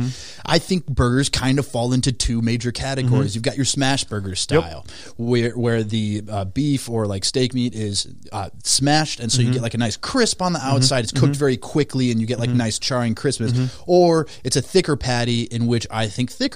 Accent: Minnesota, United States; I'm born and raised in Minnesota

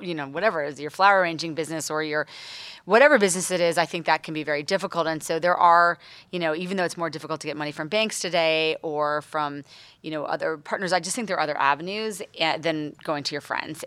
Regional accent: East Coast, United States; moved away as an adult; now in Los Angeles, United States; I moved to L A now almost eleven years ago, but I'm from the East Coast

